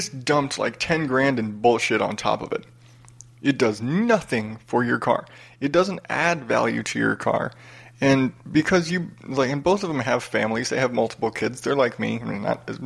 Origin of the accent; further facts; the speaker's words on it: United States; born and raised in America, you know, half Mexican, half Irish